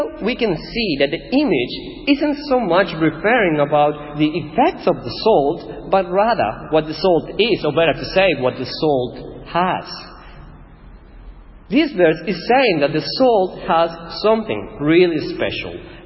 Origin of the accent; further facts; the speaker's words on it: Ecuador; first language Spanish; English is a second language; moved away as an adult; now in Australia; I'm Ecuadorian. This is my home, this is my town.